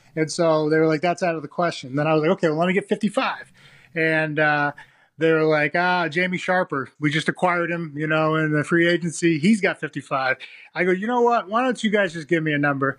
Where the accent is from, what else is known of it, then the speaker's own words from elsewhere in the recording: Massachusetts, United States; moved away; I grew up in Massachusetts